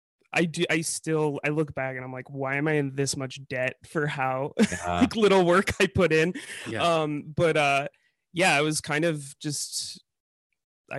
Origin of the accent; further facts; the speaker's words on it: Chicago, Illinois, United States; moved away; I come from Chicago